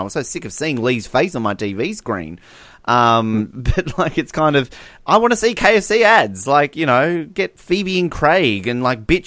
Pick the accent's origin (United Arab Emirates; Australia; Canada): Australia; We're Australian